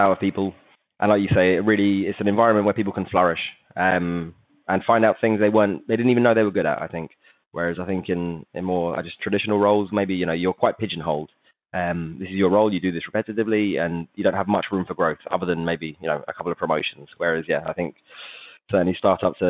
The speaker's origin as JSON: {"language": "English", "region": "England", "country": "United Kingdom", "also_born_or_lived": "Manchester", "moved": "as an adult", "lives_now": "Barcelona, Spain", "said": "as I've probably given away from my accent, I'm English"}